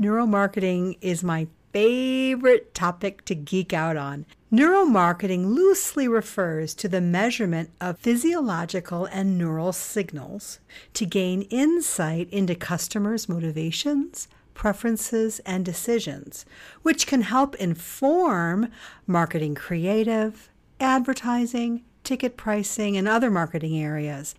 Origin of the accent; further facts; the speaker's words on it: United States; us Americans